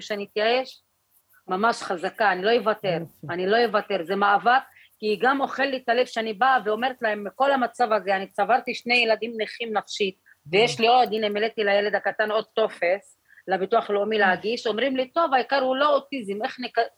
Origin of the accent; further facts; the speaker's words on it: Jaffa, Tel Aviv District, Israel; אני נולדתי כאן, אני אפואית, גם הילדים שלי